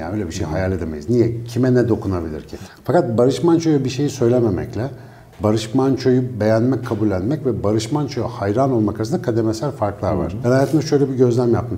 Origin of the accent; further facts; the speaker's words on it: Ankara, Turkey; benim büyüdüğüm yerde mesela Ankara Etlik'te